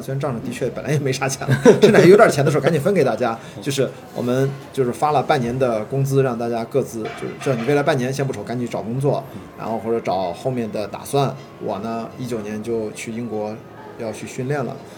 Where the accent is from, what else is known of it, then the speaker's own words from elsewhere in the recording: Qingdao, Shandong, China; moved away as an adult; also born or lived in Beijing; 我就是一个青岛长大的一个十八岁都在青岛，然后就去北京读电影学院，本科研究生都在电影学院